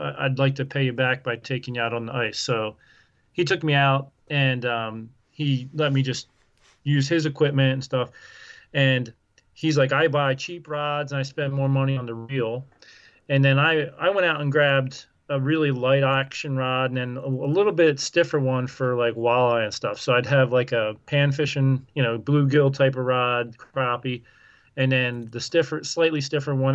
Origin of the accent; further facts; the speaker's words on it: Southeast Pennsylvania, United States; moved away as an adult; now in Iowa, United States; I grew up in Southeast Pennsylvania